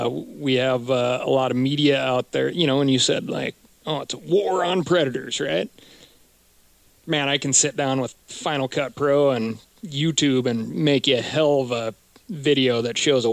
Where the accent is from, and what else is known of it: Montana, United States